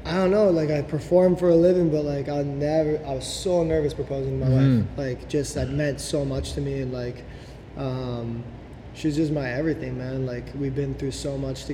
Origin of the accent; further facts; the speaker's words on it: Vernon, British Columbia, Canada; also born or lived in Vancouver, Canada; we ended off in Vernon in my hometown